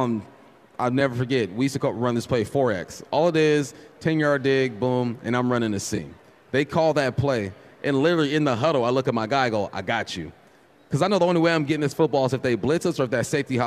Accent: California, United States; I'm from California

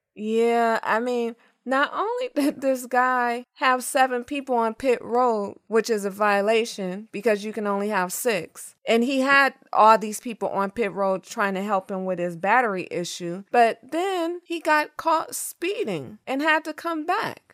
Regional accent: Los Angeles, California, United States; I'm born and raised in Los Angeles.

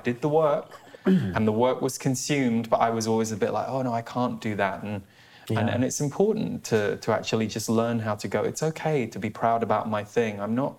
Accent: United Kingdom; me, as a British person

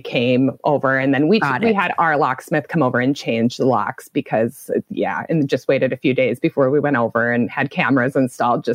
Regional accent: Williston, North Dakota, United States; also born or lived in Minneapolis, Minnesota / Omaha, Nebraska / Anchorage, Alaska; I'm from Williston, North Dakota. I've been here all my life. I grew up here

